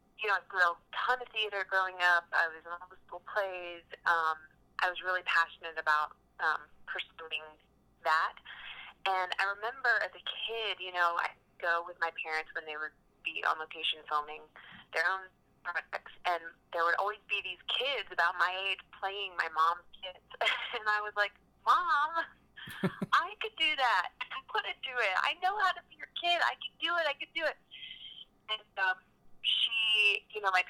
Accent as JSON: {"language": "English", "region": "Central Virginia", "country": "United States", "tie": "born or raised there", "also_born_or_lived": "Austin, Texas / Los Angeles", "moved": "as an adult", "said": "I grew up in Virginia."}